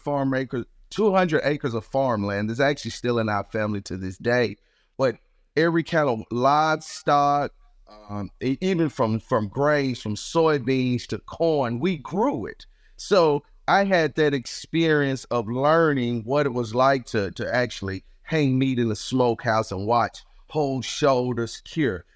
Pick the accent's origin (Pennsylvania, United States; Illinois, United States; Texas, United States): Illinois, United States; Chicago; moved away; also born or lived in Mississippi; I was born and raised in Chicago, and my family decided to move to Mississippi